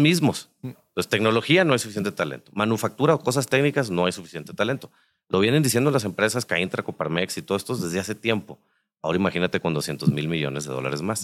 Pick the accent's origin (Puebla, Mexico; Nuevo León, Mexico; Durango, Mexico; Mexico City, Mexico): Nuevo León, Mexico; nosotros que somos de Nuevo León